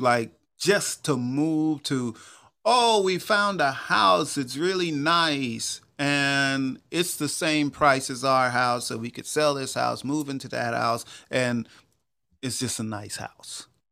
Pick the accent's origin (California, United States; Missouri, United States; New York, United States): New York, United States; Long Island; moved away as an adult; also born or lived in Memphis, Tennessee; now in Atlanta, United States; my parents still lived in the house I grew up